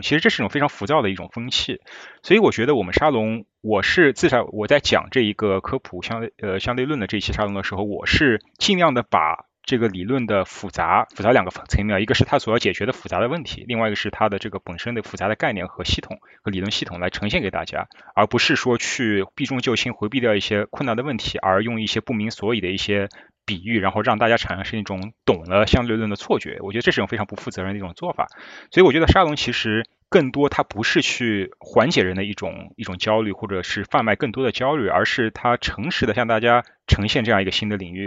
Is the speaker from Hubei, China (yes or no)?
no; Shanghai, China; moved away as an adult; also born or lived in Beijing, China / Michigan, United States; now in New York, United States; 我上海人嘛